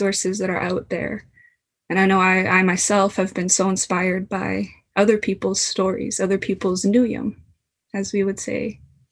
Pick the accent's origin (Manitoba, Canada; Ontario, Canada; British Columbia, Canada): British Columbia, Canada; Kitamaat Village; I come from Tsimotsa, currently known as Kitimat Village or Haisla BC